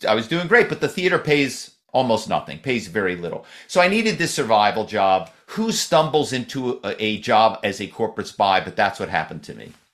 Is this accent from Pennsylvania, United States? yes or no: yes; Philadelphia, Pennsylvania, United States; moved away as an adult; now in Malibu, United States; my hometown is Philadelphia. I moved out here